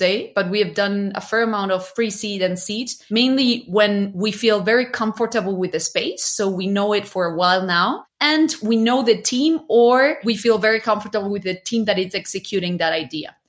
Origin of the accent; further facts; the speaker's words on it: Chile; now in Mexico City, Mexico; I'm originally from Chile